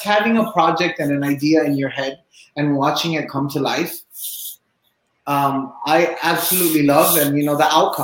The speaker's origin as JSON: {"language": "English", "country": "Cuba", "moved": "yes", "lives_now": "Miami, United States", "said": "I'm originally from Cuba. I live in Miami"}